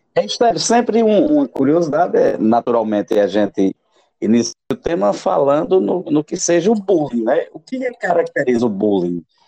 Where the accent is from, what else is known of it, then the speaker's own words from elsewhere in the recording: Itaporanga, Paraíba, Brazil; a minha cidade natal, lá em Itaporanga